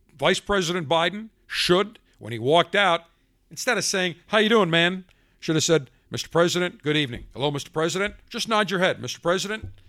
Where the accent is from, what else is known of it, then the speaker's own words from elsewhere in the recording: Buffalo, New York, United States; now in Tampa, United States; I grew up in Buffalo